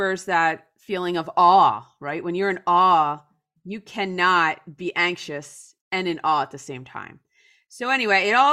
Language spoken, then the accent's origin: English; New Jersey, United States; I grew up in a very typical suburb outside of Philadelphia in New Jersey.